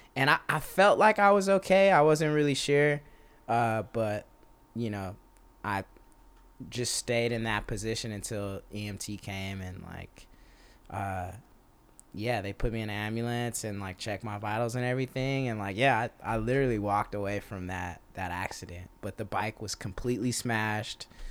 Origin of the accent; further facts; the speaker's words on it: Texas, United States; now in Los Angeles, United States; I'm from Texas